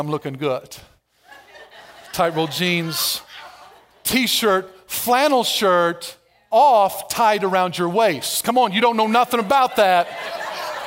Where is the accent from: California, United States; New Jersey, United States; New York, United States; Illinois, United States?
Illinois, United States; Albion; I grew up in Albion, Everett County